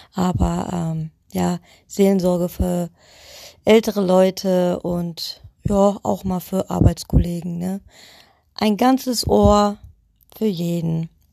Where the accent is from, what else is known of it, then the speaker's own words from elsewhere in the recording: Leisnig, Saxony, Germany; now in Witten, Germany; bin geboren in Leisnig, irgendwo im Osten, ganz, ganz tief, keine Ahnung wo